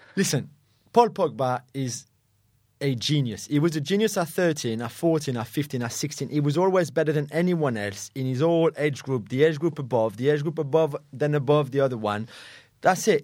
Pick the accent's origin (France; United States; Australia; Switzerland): France; moved away; in our country, in France